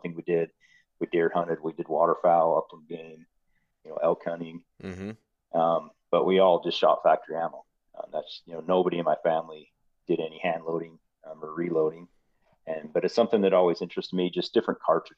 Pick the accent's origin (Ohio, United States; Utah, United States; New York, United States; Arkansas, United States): Utah, United States; more or less born and raised in Utah